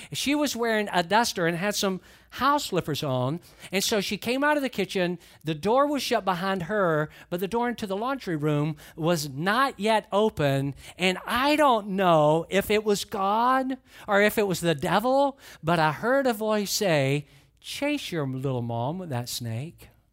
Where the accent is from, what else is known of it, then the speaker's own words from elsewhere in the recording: Atlanta, Georgia, United States; also born or lived in Valdosta, Georgia; I grew up in Atlanta, but for a few short years, we lived in Valdosta, Georgia